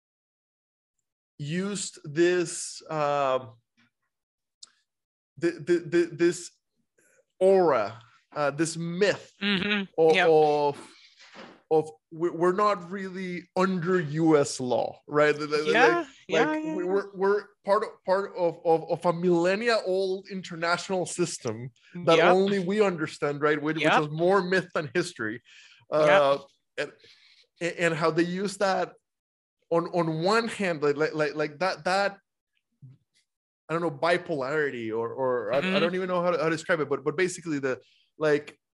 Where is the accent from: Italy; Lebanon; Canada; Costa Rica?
Costa Rica; now in United States; I'm a foreigner. I grew up in Costa Rica. I've spent half my life in the U.S. now.